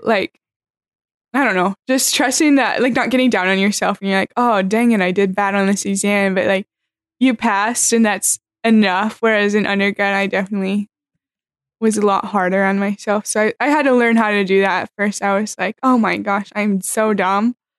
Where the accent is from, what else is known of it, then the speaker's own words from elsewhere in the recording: Pella, Iowa, United States; I'm from a small town in Iowa called Pella